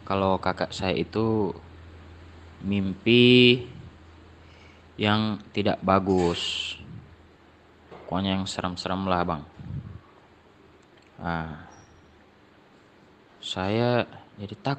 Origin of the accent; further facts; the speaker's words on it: Gorontalo, Indonesia; Saya berasal dari Gorontalo.